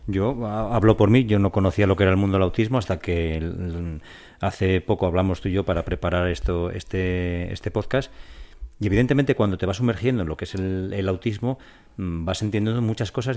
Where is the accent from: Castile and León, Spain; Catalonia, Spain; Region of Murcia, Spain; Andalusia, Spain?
Castile and León, Spain; Robladillo; soy de, un, de Valladolid, de un pueblecito muy pequeño y ahí en nuestro pueblo